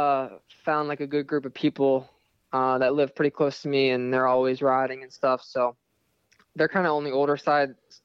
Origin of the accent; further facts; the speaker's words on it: Florida, United States; born and raised in Florida. I've been here pretty much my whole life